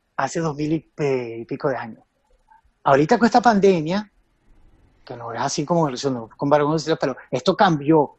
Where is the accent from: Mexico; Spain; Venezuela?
Venezuela; éramos venezolanos, éramos venezolanitos